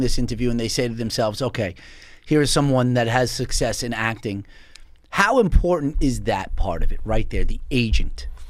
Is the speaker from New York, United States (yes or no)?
yes; Long Island, New York, United States; Coming from Long Island